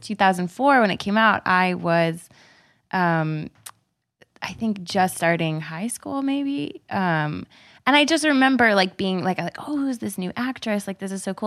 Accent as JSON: {"language": "English", "region": "Texas", "country": "United States", "said": "I'm from Texas."}